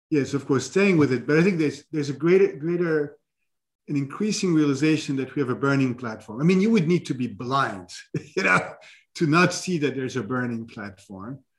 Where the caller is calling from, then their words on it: New York City, New York, United States; I'm speaking from New York City.